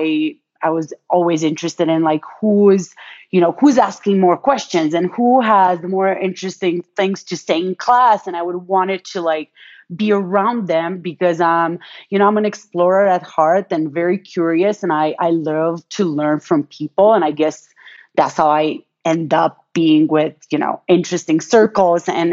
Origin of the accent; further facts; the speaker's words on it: Romania; now in United States; when I was born in Romania, we were still a communist country